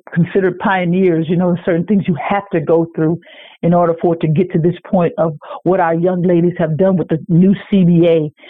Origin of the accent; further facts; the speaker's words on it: Texas, United States; Because, you know, I'm a Texan.